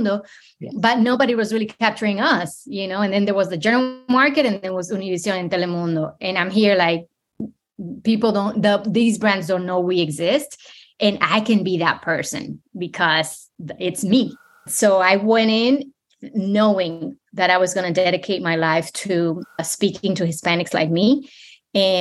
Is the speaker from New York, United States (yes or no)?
yes; New York City, New York, United States; moved away as an adult; also born or lived in Dominican Republic / Ohio / Richmond, Virginia; now in South Florida, United States; moved to the New York City when I was 10. Grew up in New York City in the Bronx, that still feels like home